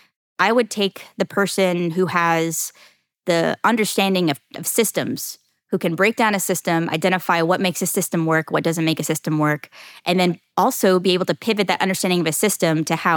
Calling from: Jacksonville, Florida, United States; Jacksonville, Florida.

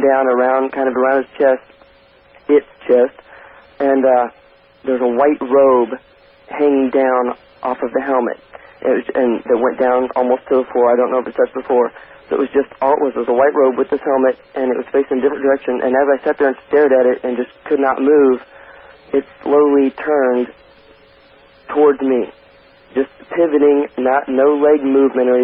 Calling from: Overland Park, Kansas, United States; I'm calling from Overland Park, Kansas

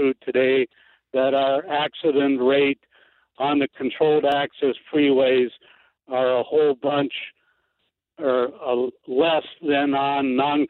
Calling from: Bismarck, North Dakota, United States; I'm calling from Bismarck, North Dakota

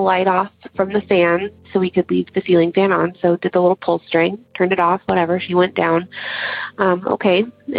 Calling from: Central Valley of California, United States; I'm calling from the Central Valley of California.

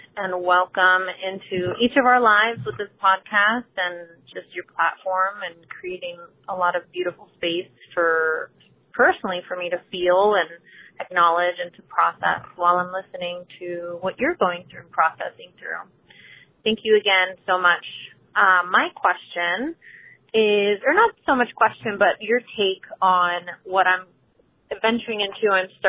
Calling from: Florida, United States; I'm calling in from Florida in the United States.

